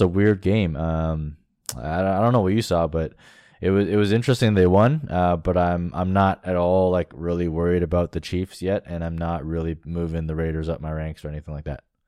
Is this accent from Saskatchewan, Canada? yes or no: no; Toronto, Ontario, Canada; I'm from Toronto.